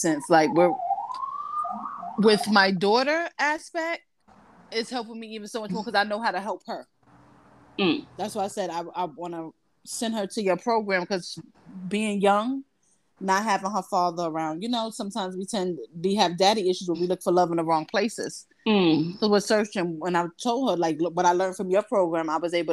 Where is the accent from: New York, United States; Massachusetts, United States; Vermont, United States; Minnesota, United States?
New York, United States; Brooklyn; moved away as an adult; now in New Jersey, United States; I'm from Brooklyn, BK, but I currently live in Jersey